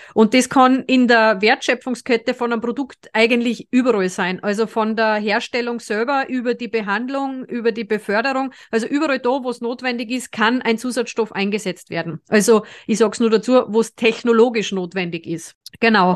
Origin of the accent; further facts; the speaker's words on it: Austria; es ist aber bei uns in Österreich nicht gerne gesehen